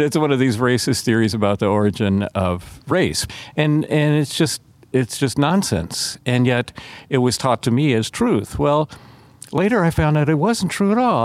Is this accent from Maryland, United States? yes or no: no; Atlanta, Georgia, United States; I grew up in Atlanta, Georgia